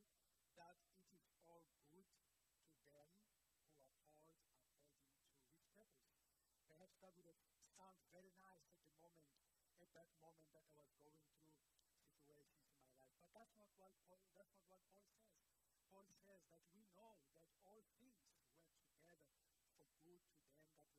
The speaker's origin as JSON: {"language": "English", "town": "Port Elizabeth", "region": "Eastern Cape", "country": "South Africa", "tie": "born or raised there", "said": "originally I am from Port Elizabeth, so I was born there and I was raised there."}